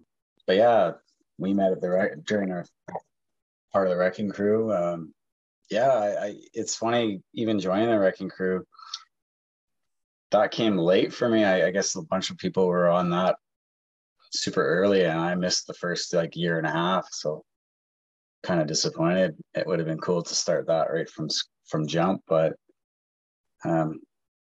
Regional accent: Vancouver, British Columbia, Canada; also born or lived in Montreal, Quebec; I was born in Montreal, raised in Vancouver area.

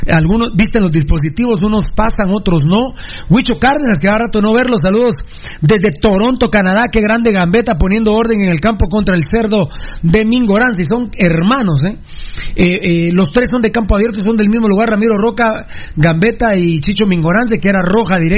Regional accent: Iztapa, Escuintla, Guatemala; saludos desde las playas de Monterrico, que vive el pirulismo, y soy de Iztapa.

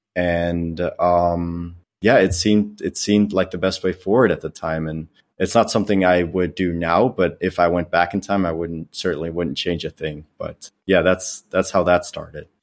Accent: Netherlands; moved away as an adult; now in United States; I grew up in the Netherlands. Um, I lived there for twenty years before I moved to the United States when I was twenty years old by enlisting in the Air Force.

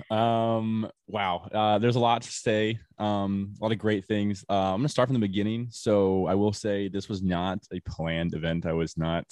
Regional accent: Florida, United States; I'm from Florida

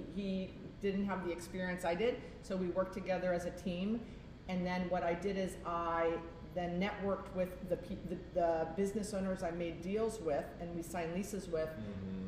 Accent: Fort Lauderdale, Florida, United States; I'm from Fort Lauderdale.

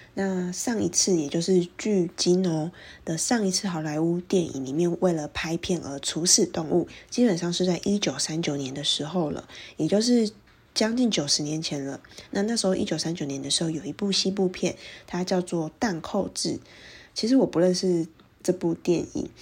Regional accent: Taiwan; 像是我们台湾人可能特别熟悉的

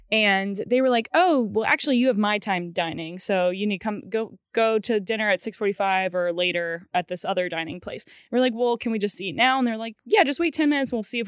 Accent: Cary, North Carolina, United States; I grew up in Cary and we're right near the train tracks in Cary.

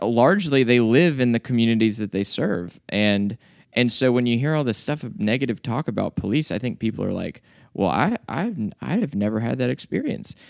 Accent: the South, United States; I was like 14, growing up in the South as a white dude

